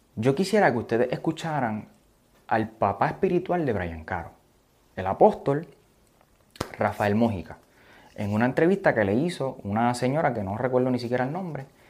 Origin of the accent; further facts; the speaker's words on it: Aguadilla, Puerto Rico; yo soy de Aguadilla